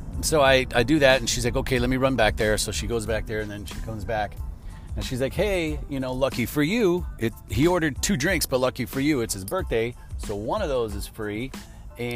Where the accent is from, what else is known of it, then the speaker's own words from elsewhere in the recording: Chicago, Illinois, United States; I'm from Chicago and that's how we drive